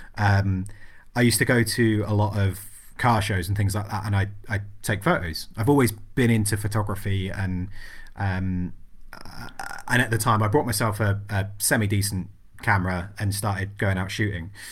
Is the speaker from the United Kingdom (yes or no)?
yes; England, United Kingdom; berate me about being English